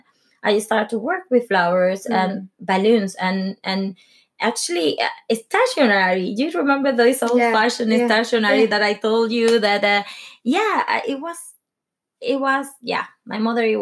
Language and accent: English; Venezuela; English is a second language; moved away as an adult; also born or lived in London / Spain; now in Norway; I grew up in Venezuela